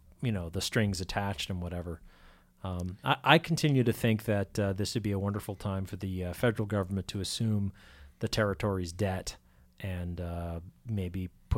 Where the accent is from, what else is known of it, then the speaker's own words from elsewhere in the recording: East Hampton, Massachusetts, United States; so I can at least make the pretense of being an informed voter in my hometown.